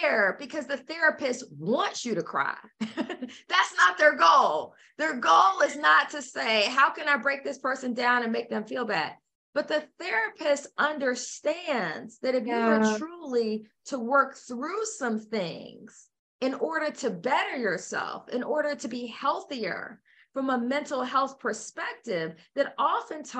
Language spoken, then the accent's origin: English; United States; I'm an American